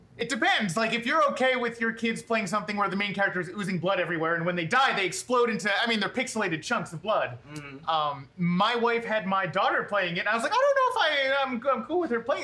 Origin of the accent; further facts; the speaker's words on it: Philadelphia, Pennsylvania, United States; We're from Philadelphia